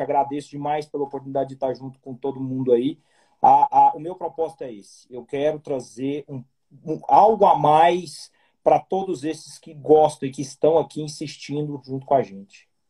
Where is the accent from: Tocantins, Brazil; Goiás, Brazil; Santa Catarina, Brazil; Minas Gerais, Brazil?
Goiás, Brazil; Eu tô, sou goiano, terra do Piqui. Estou em Goiânia